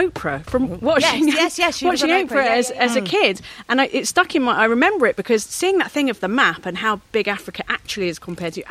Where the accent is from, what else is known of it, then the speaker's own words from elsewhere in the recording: London, United Kingdom; I did grow up in Peckham